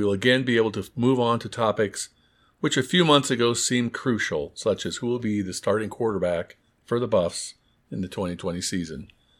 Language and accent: English; Bozeman, Montana, United States; also born or lived in Colorado; In 1987, I returned to my hometown of Bozeman, Montana to open my law practice.